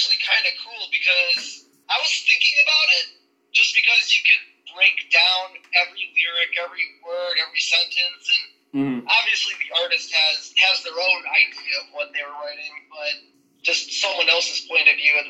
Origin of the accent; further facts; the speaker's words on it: Racine, Wisconsin, United States; now in Minnesota, United States; So we both grew up in Wisconsin, in Racine